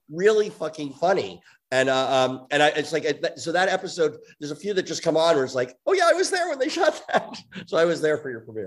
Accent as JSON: {"language": "English", "region": "New York", "country": "United States", "tie": "born or raised there", "said": "I grew up in New York"}